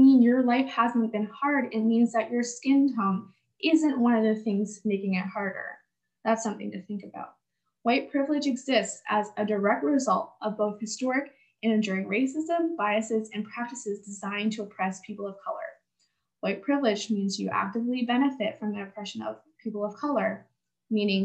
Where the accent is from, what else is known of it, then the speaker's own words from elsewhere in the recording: Canada; I live in the West, I come from Canada